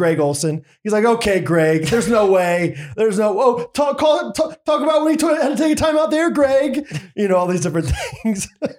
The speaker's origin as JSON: {"language": "English", "country": "Canada", "said": "I'm Canadian, but I'm watching the game."}